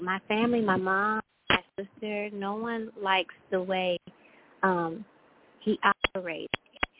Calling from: Texas, United States; I'm Kiera. I'm calling from Texas.

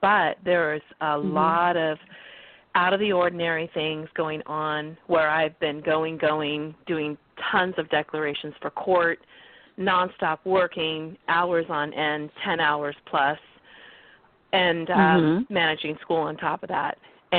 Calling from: California, United States; And I'm calling from California this morning.

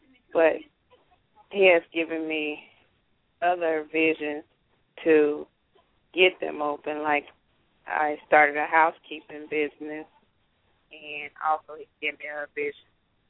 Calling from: Nashville, Tennessee, United States; from Nashville, Tennessee.

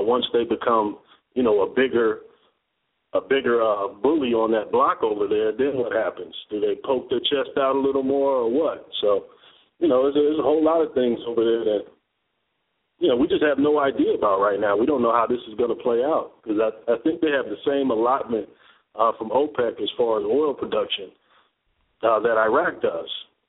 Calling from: Atlanta, Georgia, United States; in Atlanta.

